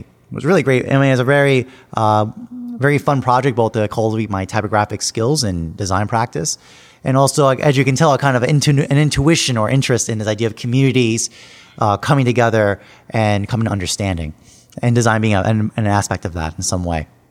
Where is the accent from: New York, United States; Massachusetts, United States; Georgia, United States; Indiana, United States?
New York, United States; Long Island; now in New York City, United States; I grew up on Long Island, New York, about fifty miles out east from here, New York City